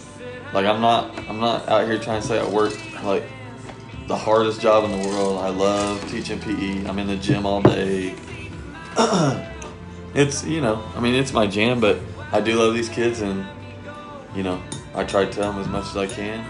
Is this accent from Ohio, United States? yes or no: no; Prague, Oklahoma, United States; also born or lived in Muskogee, Oklahoma / Tahlequah, Oklahoma / Shawnee, Oklahoma; I grew up in Prague. It's a Prague address, but it's really almost exactly halfway between Prague and Shawnee